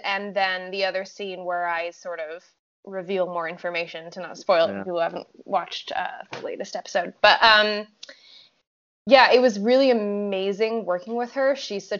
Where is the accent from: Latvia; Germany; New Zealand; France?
France; English is a second language; I'm from France, so I'm already familiar with having to like make myself sound, I mean, I'm French and American, but my accent when I first moved here was a little bit more choppy than it is now.